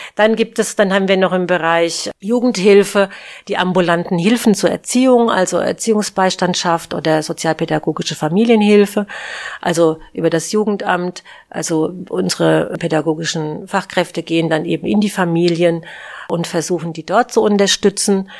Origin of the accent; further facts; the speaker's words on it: Aschaffenburg, Bavaria, Germany; moved away; ich bin ja in Aschaffenburg geboren und ja, und bin dann hier auch wieder zurückgekehrt